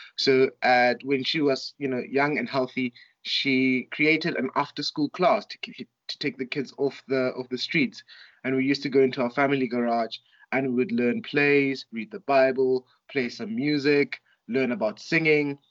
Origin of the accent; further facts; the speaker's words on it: Soshanguve, Gauteng, South Africa; also born or lived in Johannesburg (St Stithians, high school); now in Makhanda, South Africa; I was born in Soshanguve, which is a township um, north of Pretoria, and so we lived in a in a Soshanguve is divided into blocks. So we lived in block JJ